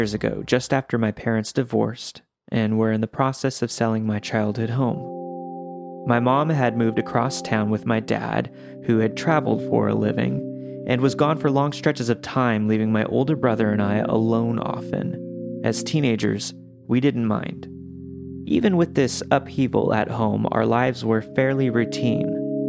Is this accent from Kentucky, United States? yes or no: yes; Kentucky, United States; Mind you, we're from Kentucky, so when you travel in between small towns, you take the creepy back roads.